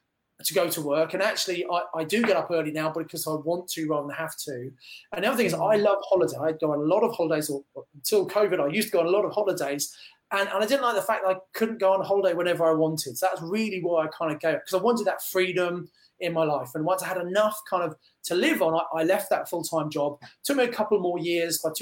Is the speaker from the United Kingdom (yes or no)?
yes; Kent, South East England, United Kingdom; moved away as an adult; also born or lived in Birmingham; I come from Kent originally, but I live and was working in Birmingham